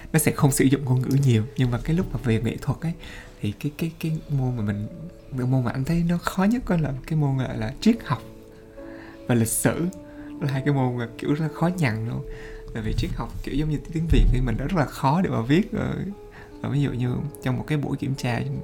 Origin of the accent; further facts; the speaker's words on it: Vietnam; now in France; hồi xưa mình từ Việt Nam qua